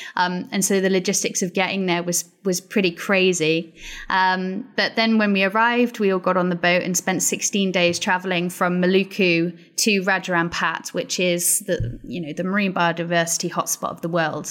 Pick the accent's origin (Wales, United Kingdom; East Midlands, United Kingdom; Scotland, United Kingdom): Wales, United Kingdom; Pembrokeshire; moved away; also born or lived in Glasgow; So I'm from Pembrokeshire and, um, it's a beautiful part of Wales